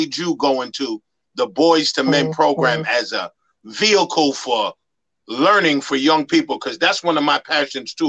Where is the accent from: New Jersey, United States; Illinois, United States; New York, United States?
New York, United States; New York City; I grew up in the Bronx